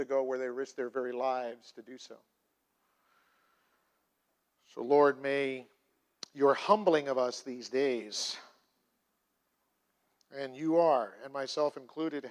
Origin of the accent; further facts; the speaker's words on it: United States; I am in the United States of America and that I am American